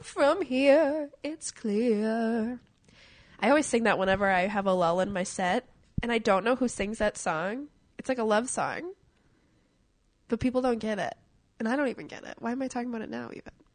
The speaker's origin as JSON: {"language": "English", "town": "Minneapolis", "region": "Minnesota", "country": "United States", "tie": "born or raised there", "moved": "yes", "lives_now": "Portland, United States", "said": "I grew up in Minneapolis"}